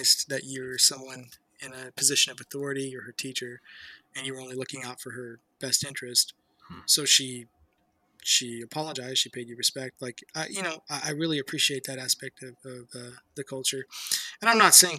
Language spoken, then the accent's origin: English; United States; we're American